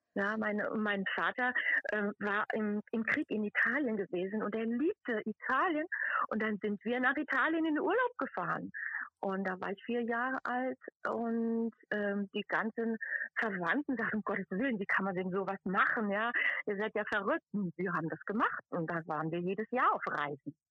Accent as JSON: {"language": "German", "town": "Brandau", "region": "Hesse", "country": "Germany", "tie": "born or raised there", "also_born_or_lived": "Frankfurt / Dietzenbach", "accent": "Odenwald dialect of the upper Modau valley", "first_language": "Odenwald dialect (upper Modau valley)", "said": "Und ich bin aufgewachsen im Odenwald beziehungsweise im Landkreis Darmstadt"}